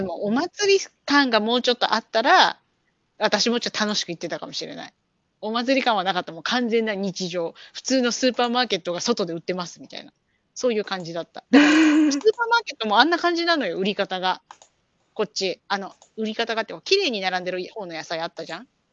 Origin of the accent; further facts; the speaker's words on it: Chiba, Japan; moved away as an adult; now in California, United States; 私の出身地の千葉県